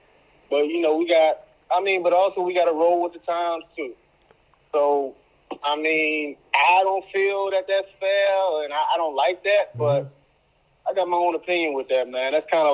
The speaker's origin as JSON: {"language": "English", "town": "Tappahannock", "region": "Virginia", "country": "United States", "tie": "born or raised there", "said": "yeah, I'm from Virginia, Tappahannock. Been staying there all my life"}